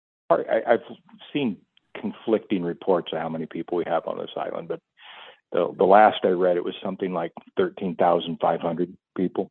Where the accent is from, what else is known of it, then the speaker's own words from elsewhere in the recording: Oregon, United States; moved away as an adult; also born or lived in Washington; now in Kodiak, United States; my home state of Oregon